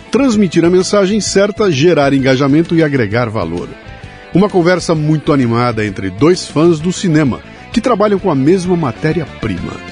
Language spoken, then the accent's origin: Portuguese; São Paulo, Brazil; moved away as an adult; now in Brasília, Brazil; Eu nasci aqui em São Paulo mesmo.